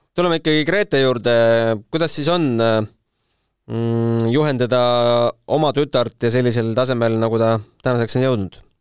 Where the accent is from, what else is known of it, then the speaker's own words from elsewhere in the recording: Tartu, Tartu County, Estonia; mina ka Tartust